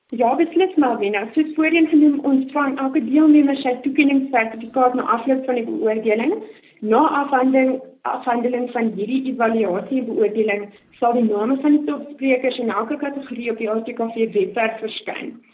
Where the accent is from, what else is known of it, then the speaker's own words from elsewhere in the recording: Johannesburg, Gauteng, South Africa; oorspronklik van af die Wesrand